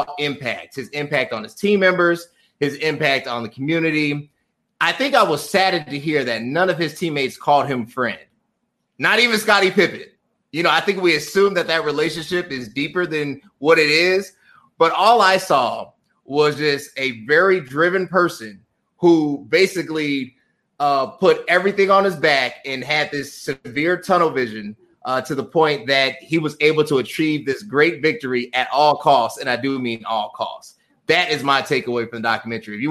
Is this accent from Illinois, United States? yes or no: yes; Chicago, Illinois, United States; I'm from Chicago, or at least the suburbs of Chicago.